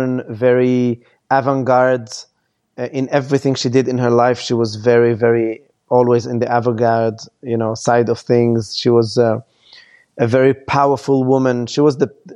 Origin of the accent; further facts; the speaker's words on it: France; also born or lived in Lebanon; I lived all my life in France